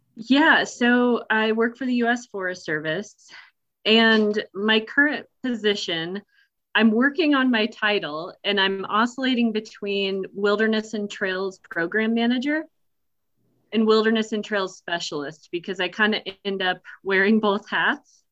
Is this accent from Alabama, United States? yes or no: no; Nebraska, United States; moved away as an adult; now in Colorado, United States; I grew up in Nebraska